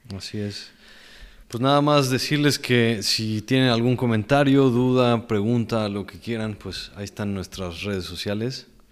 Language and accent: Spanish; Mexico; also born or lived in Mexico City, Mexico; nos regresábamos a, mi pueblo mágico